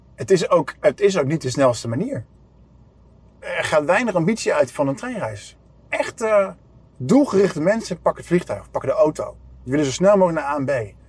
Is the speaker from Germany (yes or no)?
yes; Germany; moved away; Ik ben in Duitsland geboren opgegroeid